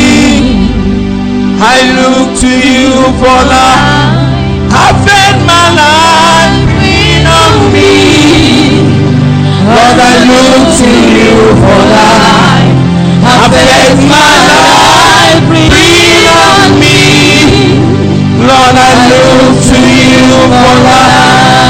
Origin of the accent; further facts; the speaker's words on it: Nnewi, Anambra, Nigeria; I'm from Newe.